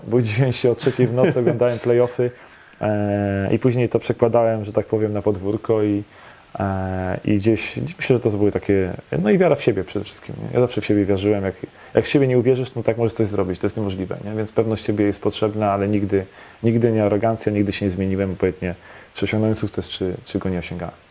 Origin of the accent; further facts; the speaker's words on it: Poznań, Greater Poland, Poland; also born or lived in Szczecin / Grodzisk Wielkopolski; W Poznaniu się wychowałem. E, miałem 4 lata, jak się przeprowadziliśmy z rodzicami.